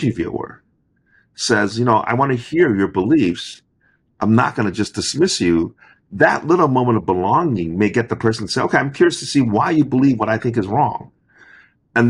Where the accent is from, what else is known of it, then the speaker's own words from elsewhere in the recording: Monroeville, Pennsylvania, United States; I was born in Pittsburgh, Monroeville.